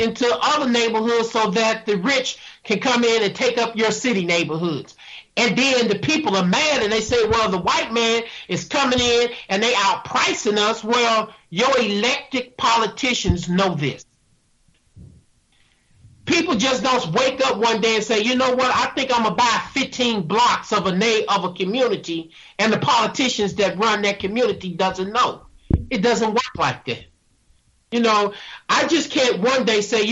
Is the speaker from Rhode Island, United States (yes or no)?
no; St. Louis, Missouri, United States; I grew up in North St. Louis by one of these white water towers in North St. Louis